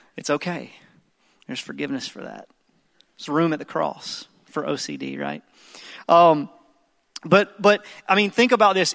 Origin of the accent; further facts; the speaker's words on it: the Bible Belt South, United States; I grew up in the Bible Belt South, and I grew up in church